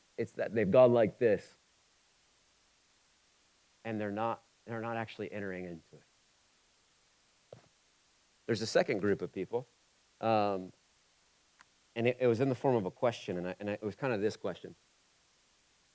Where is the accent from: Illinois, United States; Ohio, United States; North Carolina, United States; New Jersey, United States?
Ohio, United States; Oxford; I'm from Oxford. So I'm from Oxford, Ohio